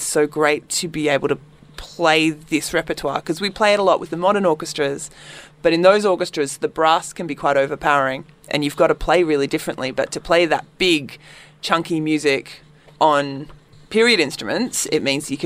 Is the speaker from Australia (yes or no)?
yes; Melbourne, Victoria, Australia; I'm from Melbourne